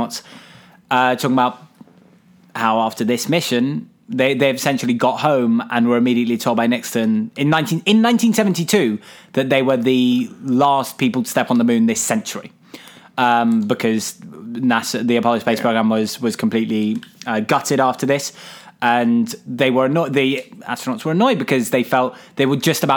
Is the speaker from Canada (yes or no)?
no; United Kingdom; as a British person, both in the fact that I am not American